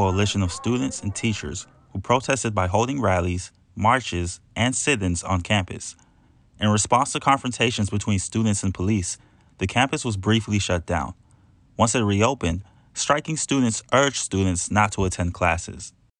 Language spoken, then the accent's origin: English; East Coast, United States; growing up on the East Coast